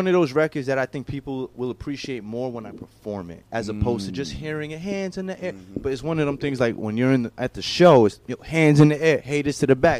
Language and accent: English; New York City, New York, United States; also born or lived in Tampa Bay, Florida; I'm from the Bronx.